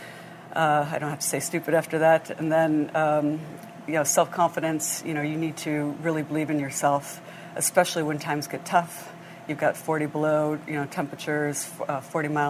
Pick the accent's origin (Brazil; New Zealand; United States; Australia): United States; Grosse Pointe Farms, Michigan; moved away; also born or lived in Hong Kong; I grew up in Grosse Pointe Farms, Michigan